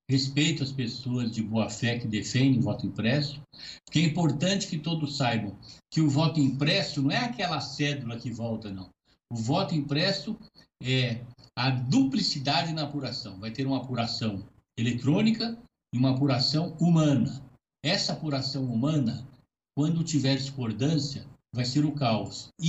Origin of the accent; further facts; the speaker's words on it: Brazil; olha, eu sou brasileiro, eu acredito no Brasil